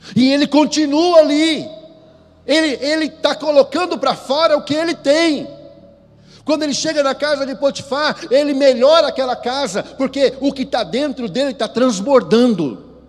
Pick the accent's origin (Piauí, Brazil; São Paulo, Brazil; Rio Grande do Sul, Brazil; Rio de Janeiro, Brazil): São Paulo, Brazil; eu sou paulista